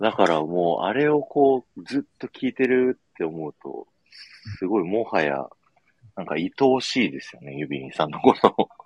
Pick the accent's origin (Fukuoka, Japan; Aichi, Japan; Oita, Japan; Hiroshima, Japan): Aichi, Japan; Nagoya; moved away; also born or lived in Urayasu; 名古屋で成人式だったんで、実家帰っ